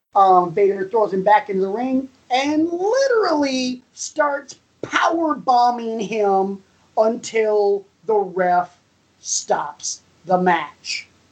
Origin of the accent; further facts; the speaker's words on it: the South, United States; me growing up in the South, I referred to my grandmother as Momo